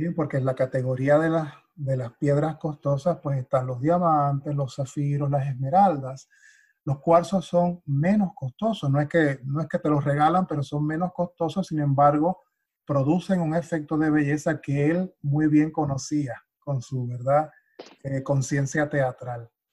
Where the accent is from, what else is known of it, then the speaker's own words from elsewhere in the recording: Puerto Rico; now in United States; para mí que soy puertorriqueño, o sea, forma parte de mi, de mi ADN, forma parte de esta, de, mi, de mi eh, cultura popular, desde niño